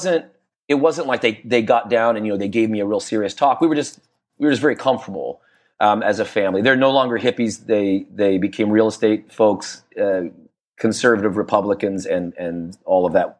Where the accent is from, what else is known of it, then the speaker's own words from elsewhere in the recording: Niwot, Colorado, United States; they eventually built this house. Where I said in this little town, Niwot